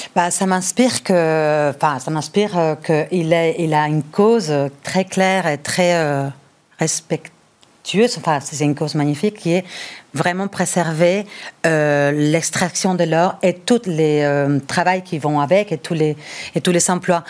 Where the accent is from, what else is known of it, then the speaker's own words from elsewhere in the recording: Bilbao, Basque Country, Spain; moved away; Je suis originaire du Pays basque de Bilbao